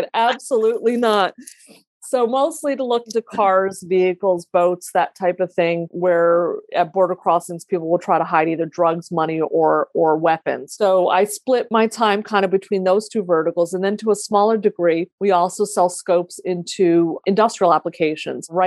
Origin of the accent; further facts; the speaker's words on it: United States; I was born in the US, but I have two siblings that were actually born in Lebanon.